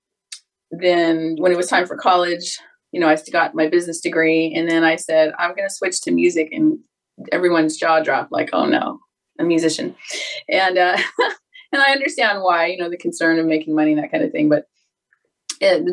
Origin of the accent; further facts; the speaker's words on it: Los Angeles, California, United States; I grew up in Southern California. I'm a native LA girl